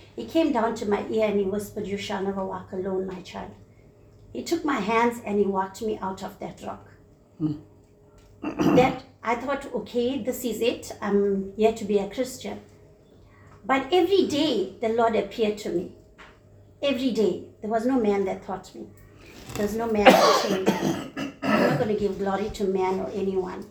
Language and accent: English; Sezela, South Coast, KwaZulu-Natal, South Africa; moved away; also born or lived in Phoenix, Durban; he moved me out from my hometown, Sizela, on the south coast, into Phoenix.